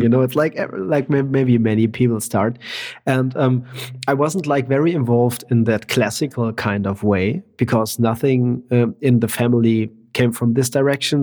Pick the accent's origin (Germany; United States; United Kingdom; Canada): Germany; I'm from Germany and I'm in Germany at the moment